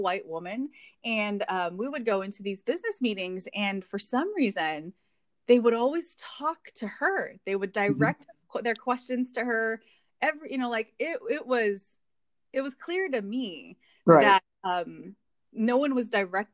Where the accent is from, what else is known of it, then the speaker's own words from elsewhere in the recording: Hawaii, United States; moved away as an adult; now in Indiana, United States; growing up in Hawaii and looking like everyone there